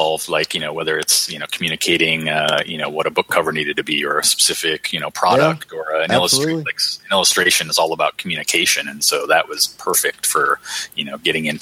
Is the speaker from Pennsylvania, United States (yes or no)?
no; Vermont, United States; moved away; I was a kid from Vermont